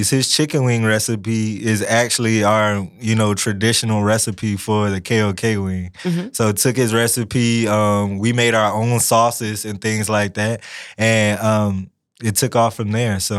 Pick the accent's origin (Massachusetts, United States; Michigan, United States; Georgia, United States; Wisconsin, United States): Georgia, United States; also born or lived in North Carolina / Texas / Missouri; now in Lafayette, United States; I'm a military kid. Um, so I was born in North Carolina, actually. Uh, shortly thereafter, moved to Texas, then Missouri, then Georgia